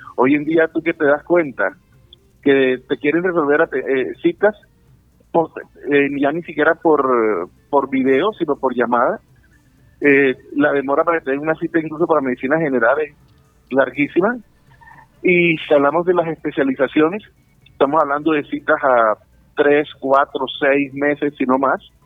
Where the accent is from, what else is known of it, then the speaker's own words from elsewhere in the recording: Colombia; como colombianos